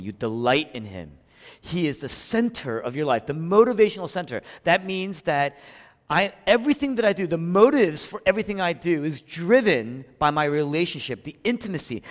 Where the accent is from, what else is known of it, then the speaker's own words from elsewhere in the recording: Philadelphia, Pennsylvania, United States; moved away; I was raised here in Philadelphia, but when I came back to the city after eleven years